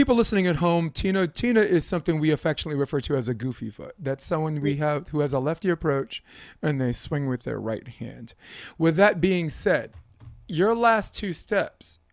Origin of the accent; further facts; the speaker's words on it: East Coast, United States; I'm from the East Coast